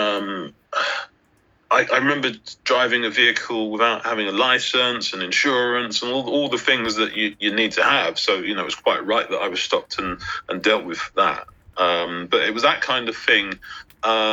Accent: London, United Kingdom; I grew up in South London. I grew up in Brixton

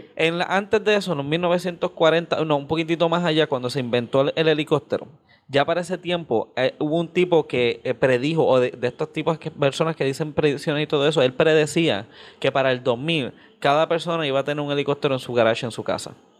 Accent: Carolina, Puerto Rico; yo soy de Carolina

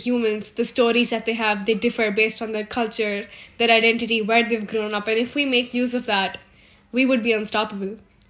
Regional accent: Pune, Maharashtra, India; I have spent my childhood all over India, but most of it was in Pune, Maharashtra. So, I grew up in Maharashtra.

